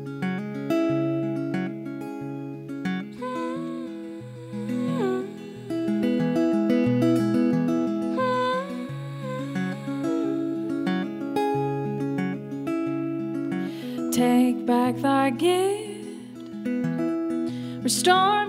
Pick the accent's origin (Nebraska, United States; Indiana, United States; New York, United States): Nebraska, United States; Lincoln; I'm from Lincoln, Nebraska.